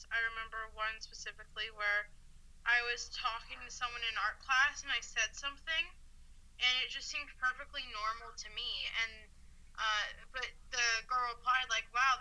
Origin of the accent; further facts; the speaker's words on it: Seattle, Washington, United States; now in Utah, United States; I am originally from Seattle